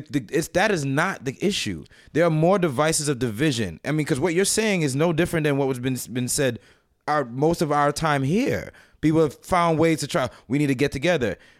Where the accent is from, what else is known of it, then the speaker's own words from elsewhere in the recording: United States; I was born in America